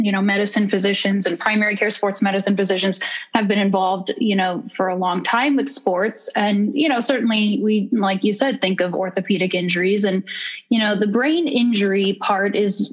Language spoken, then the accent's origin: English; Connecticut, United States; I'm from Connecticut originally.